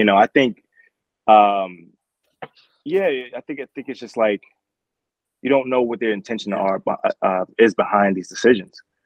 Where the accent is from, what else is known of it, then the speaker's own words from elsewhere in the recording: Newark, New Jersey, United States; I was born in Newark, New Jersey